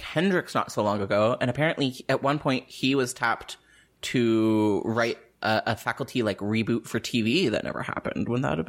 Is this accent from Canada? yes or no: yes; Canada; I'm Canadian, though.